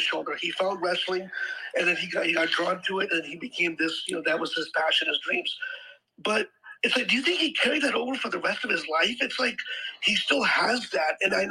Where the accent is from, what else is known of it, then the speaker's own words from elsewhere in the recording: Southern California, United States; I'm Pakistani-American, but I was raised here in California, Southern California